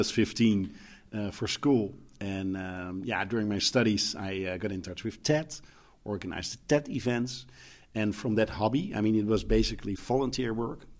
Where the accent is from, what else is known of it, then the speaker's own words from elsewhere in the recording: Netherlands; I'm coming from the Netherlands, where everything, I mean, we're living in the most beautiful country in the world